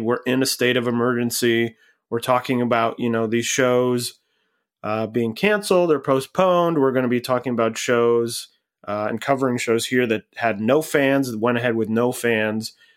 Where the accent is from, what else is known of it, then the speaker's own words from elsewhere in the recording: Cleveland, Ohio, United States; I grew up in Cleveland